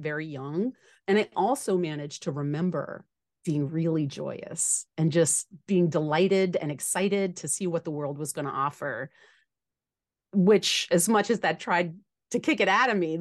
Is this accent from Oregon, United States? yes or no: no; New Orleans, Louisiana, United States; I grew up in New Orleans, Louisiana